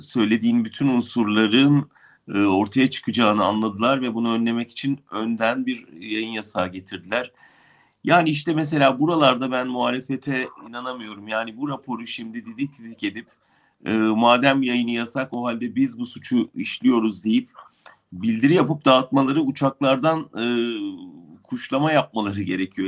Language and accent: Turkish; Turkey; moved away